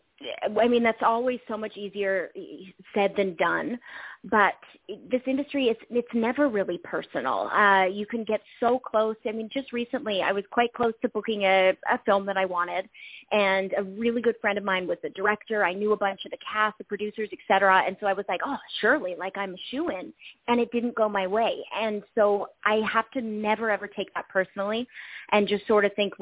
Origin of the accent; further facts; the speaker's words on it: Australia; accent: Canadian; also born or lived in Canada; I was born in Canada, and my sister, 2 years younger than me, she has a Canadian accent too, but we both grew up in Australia.